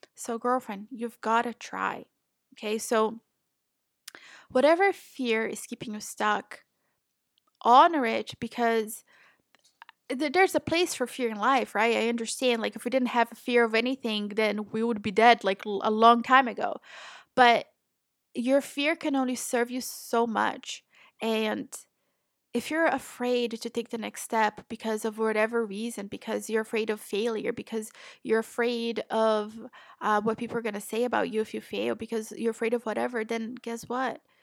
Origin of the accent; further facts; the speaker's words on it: Brazil; also born or lived in Florida, United States; now in Portugal; I'm originally from Brazil